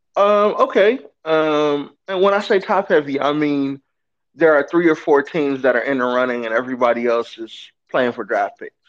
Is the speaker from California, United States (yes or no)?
yes; Inglewood, California, United States; I'm from Inglewood, California. Lifelong Lakers fan. Uh, born around the corner from the for- fabulous Forum